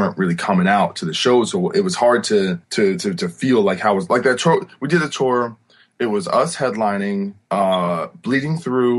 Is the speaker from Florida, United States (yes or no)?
no; New Brunswick, New Jersey, United States; also born or lived in Rahway, New Jersey; Yeah, I was born in Rahway, New Jersey, but grew up in New Brunswick, New Jersey.